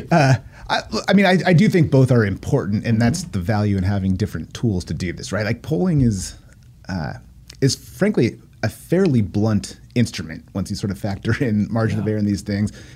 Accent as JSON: {"language": "English", "town": "Poway", "region": "California", "country": "United States", "tie": "born or raised there", "also_born_or_lived": "Encinitas, California", "said": "I lived there as a little kid, and then we moved, and then I moved back"}